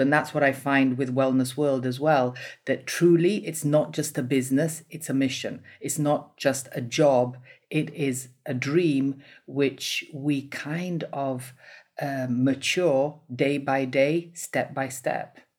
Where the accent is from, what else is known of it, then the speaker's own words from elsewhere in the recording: Italy; I'm from Italy